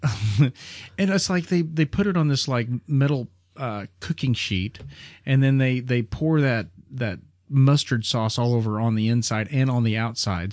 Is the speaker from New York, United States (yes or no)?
no; Springfield, Missouri, United States; we're from Springfield, Missouri